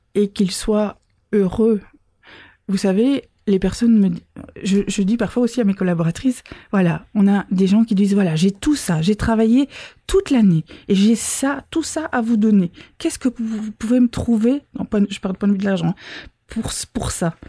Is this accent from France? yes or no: no; Belgium